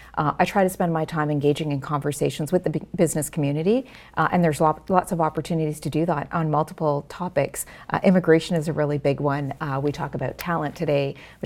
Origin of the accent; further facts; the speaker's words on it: Ontario, Canada; in the time that we grew up in Ontario, a lot of the cultural amenities weren't available that are there today.